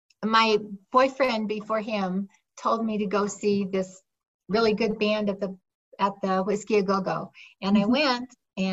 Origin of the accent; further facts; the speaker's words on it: Los Angeles, California, United States; In Granada Hills, in the San Fernando Valley.